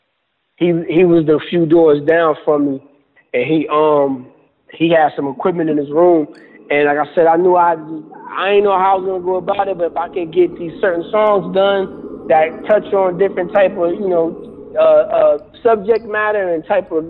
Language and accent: English; Grand Rapids, Michigan, United States; moved away as an adult; I'm from Michigan